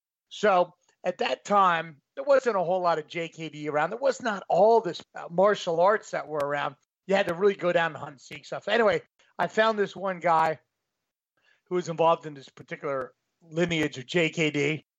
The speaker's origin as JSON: {"language": "English", "town": "Rochester", "country": "United States", "tie": "born or raised there", "also_born_or_lived": "Washington, D.C.", "moved": "yes", "said": "we grew up in Rochester, went to DC for like decades."}